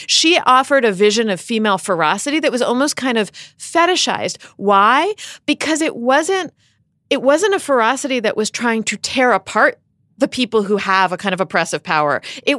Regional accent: Pennsylvania, United States; So I remember, I grew up in Pennsylvania, which was governed when I was a kid by a Democratic governor named Bob Casey

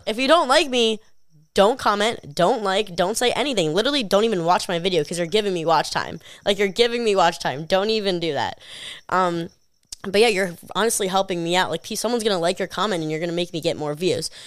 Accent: New York, United States; I'm from New York

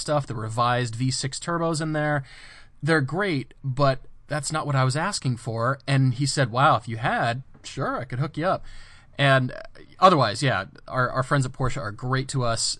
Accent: Colorado, United States; moved away; I grew up in Colorado

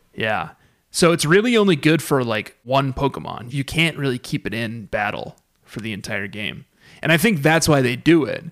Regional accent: Fort Collins, Colorado, United States; in my hometown of Fort Collins, Colorado

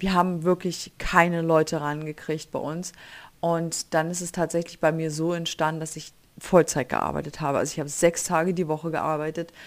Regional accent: Germany; moved away as an adult; now in United States; ich bin aus Deutschland

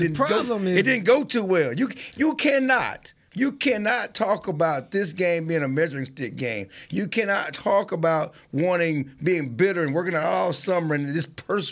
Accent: Texas, United States; We're from Texas.

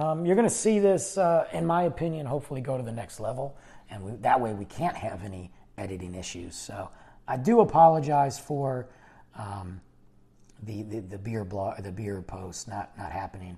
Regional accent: Detroit, Michigan, United States; Growing up in Detroit, you're a Lions fan

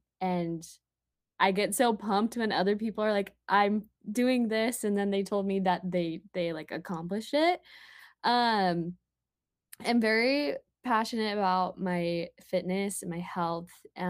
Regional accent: Murray, Utah, United States; moved away; Well, I'm from Utah originally. I'm from Murray

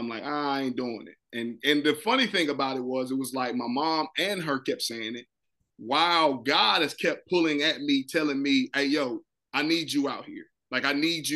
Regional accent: North Carolina, United States; I'm from North Carolina

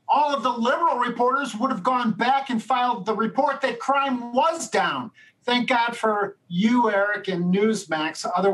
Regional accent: Chicago, Illinois, United States; born and raised on the south side of Chicago

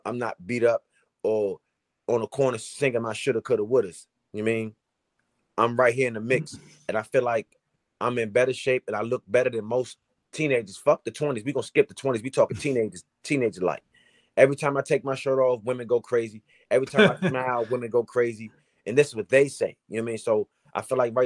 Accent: Washington, District of Columbia, United States; here in D.C. in front of my hometown.

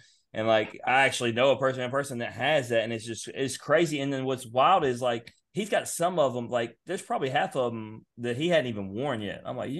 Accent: Memphis, Tennessee, United States; So we're from Memphis.

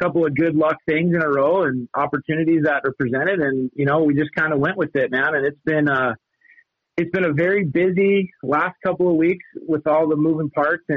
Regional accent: Missoula, Montana, United States; moved away as an adult; also born or lived in Havre, Montana; now in Kalispell, United States; I'm actually originally from Missoula. So I grew up in Missoula

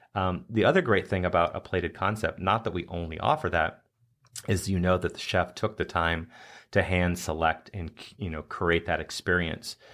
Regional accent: United States; an American chef

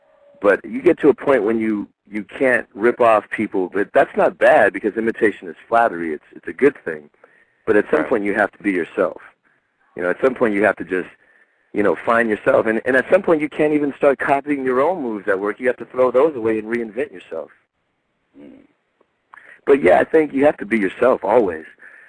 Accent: Seattle, Washington, United States; I'm from Seattle.

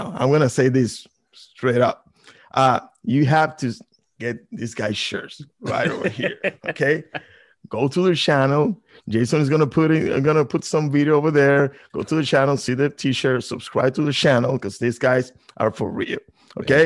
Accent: Puerto Rico; also born or lived in New York; most of my life I spent right over there on the island in Puerto Rico

